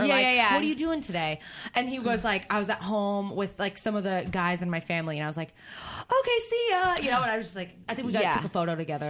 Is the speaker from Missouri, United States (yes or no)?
no; Kent, Washington, United States; I grew up in Kent